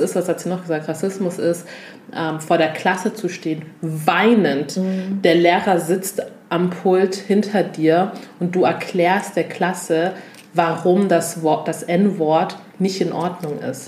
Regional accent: Augsburg, Bavaria, Germany; also born or lived in Lindau; Komme aus Augsburg, bin in Lindau, geboren am Bodensee und mit etwa drei Jahren bereits nach Augsburg gezogen

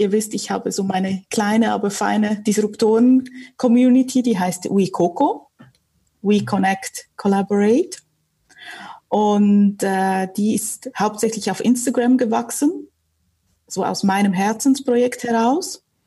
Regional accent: Switzerland; also born or lived in Warsaw, Poland; ich bin im Familienunternehmen groß geworden in der Schweiz.

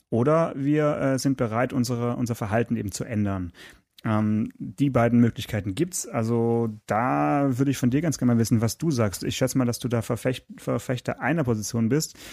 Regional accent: Stuttgart, Baden-Württemberg, Germany; born there; Äh, ich bin natürlich gebürtiger Stuttgarter

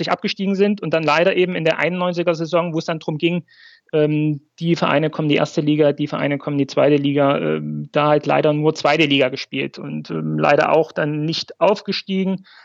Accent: Plauen, Saxony, Germany; now in Hamburg, Germany; aufgewachsen im Vogtland, in Plauen wem das hier äh, etwas sagt, ähm, ist ungefähr in, in, in, Westsachsen an der Grenze zu Bayern, Thüringen, äh, Sachsen, ähm, da aufgewachsen, zur Schule gegangen, studiert

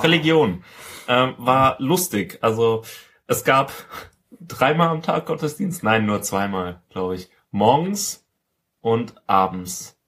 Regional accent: Rhineland-Palatinate, Germany; ich komme aus der Pfalz

